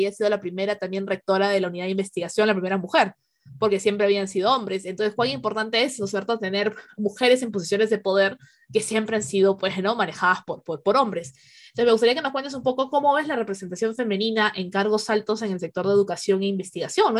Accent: Peru; nosotros los peruanos

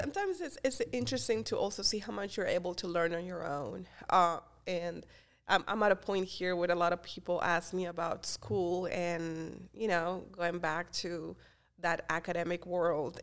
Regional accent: Colombia; English is a second language; moved away as an adult; also born or lived in Florida, United States / Pennsylvania, United States; now in Easton, United States; I'm originally from Colombia, I moved to the United States when I was 18 years old

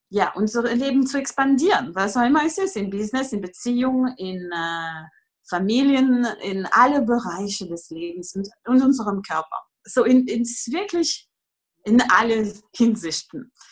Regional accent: France; German is a second language; also born or lived in Greece / England; now in Germany; Äh, und ich komme aus Frankreich und ich wohne derzeit in Deutschland, wo ich dann einen Sohn habe, der zehn Jahre alt ist.

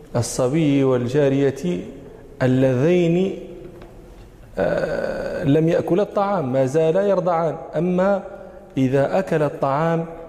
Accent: Morocco; عندنا في المغرب

